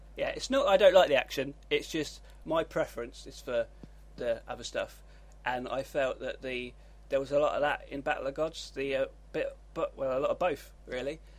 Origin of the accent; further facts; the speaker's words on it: United Kingdom; I'm British